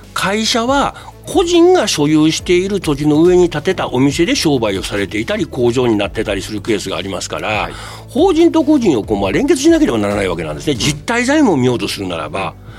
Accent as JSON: {"language": "Japanese", "region": "Kyoto", "country": "Japan", "tie": "born or raised there", "said": "私が生まれ育ち、えー、住まいします京都"}